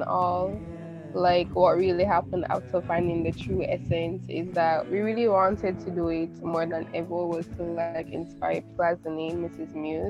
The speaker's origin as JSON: {"language": "English", "country": "Jamaica", "said": "I'm from Jamaica, I'm 16 as well."}